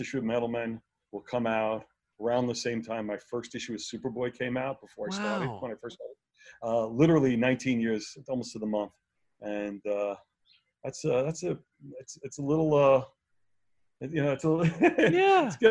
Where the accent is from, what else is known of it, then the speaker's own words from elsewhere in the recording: New York City, New York, United States; I grew up in Brooklyn